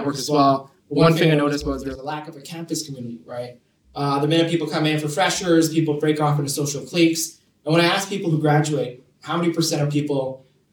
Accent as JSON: {"language": "English", "country": "Hong Kong", "tie": "born or raised there", "moved": "as an adult", "lives_now": "London, United Kingdom", "said": "I was born and raised in Hong Kong. Moved here to London just a year ago"}